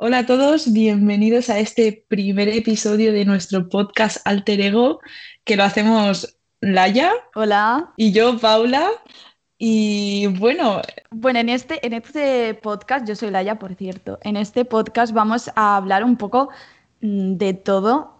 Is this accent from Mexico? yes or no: no; Mallorca, Balearic Islands, Spain; moved away as an adult; now in Barcelona, Spain; somos las dos somos de Mallorca, pero yo ahora estoy aquí estudiando en, Barcelona y me he mudado este mismo año